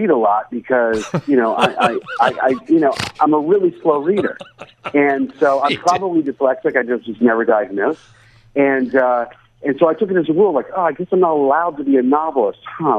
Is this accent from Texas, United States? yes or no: no; Pittsburgh, Pennsylvania, United States; I grew up in Pittsburgh, Pennsylvania.